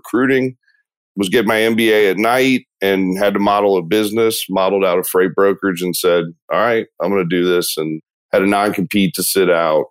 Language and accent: English; Marietta, Georgia, United States; Grew up in area outside of Atlanta, Marietta, Georgia. It's called East Cobb